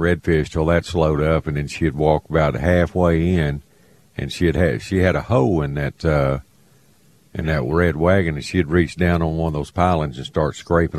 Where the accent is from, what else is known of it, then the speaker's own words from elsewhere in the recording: Trinity Bay, Texas, United States; When I was a kid growing up on Trinity Bay